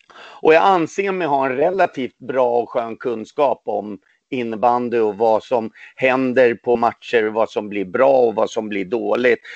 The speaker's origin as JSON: {"language": "Swedish", "country": "Sweden", "tie": "born or raised there", "also_born_or_lived": "Poland", "said": "Jag är ju född i Polen, kom hit när jag var tre månader gammal"}